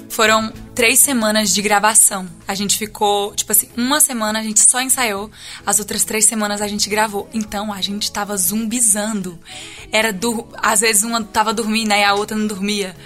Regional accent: Araguaína, Tocantins, Brazil; A gente é de Araguaína, no Tocantins, e é uma cidade relativamente pequena, assim mas a gente estudou na mesma escola a vida inteira

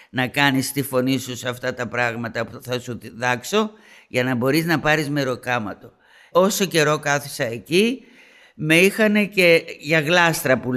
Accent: Greece; moved away; εγώ έφυγα από την Ελλάδα Παρθένα και είμαι Παρθένα.

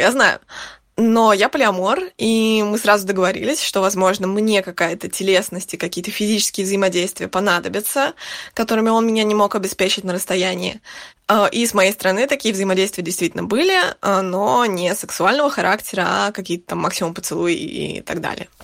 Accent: Saint Petersburg, Russia; moved away as an adult; now in Spain; Я уже больше семи лет живу за границей, но сама я из Петербурга

